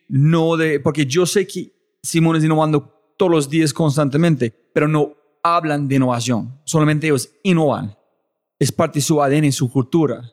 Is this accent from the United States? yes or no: yes; United States; moved away; yo ser gringo